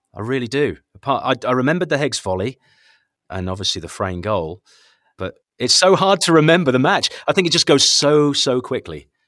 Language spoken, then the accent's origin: English; Norwich, East of England, United Kingdom; moved away as an adult; I'm from Norwich originally